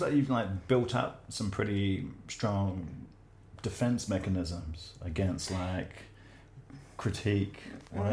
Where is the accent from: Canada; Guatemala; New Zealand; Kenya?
New Zealand; I'm a Kiwi male